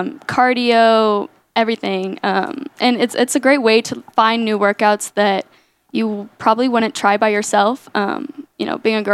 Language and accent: English; Katy, Texas, United States; moved away as an adult; now in Lubbock, United States; I'm from Katy, Texas, which is near Houston